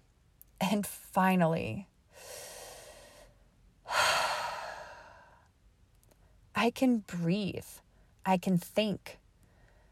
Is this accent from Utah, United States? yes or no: yes; Utah, United States; moved away; also born or lived in Alaska; I grew up in Utah, spending my time running wild in the vast and rugged Wasatch Mountains